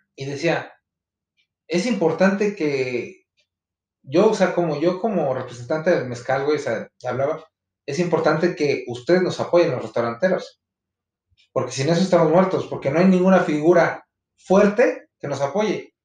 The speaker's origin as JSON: {"language": "Spanish", "region": "Veracruz", "country": "Mexico", "moved": "yes", "lives_now": "Mexico City, Mexico", "said": "famoso en mi tierra ahí en Veracruz"}